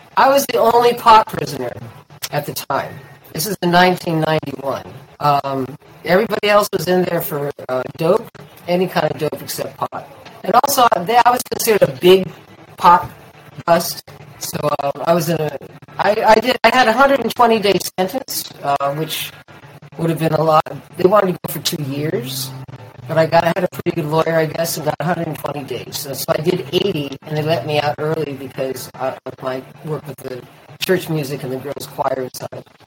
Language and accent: English; East Bay, California, United States; moved away; also born or lived in West Hollywood; I grew up with in East Bay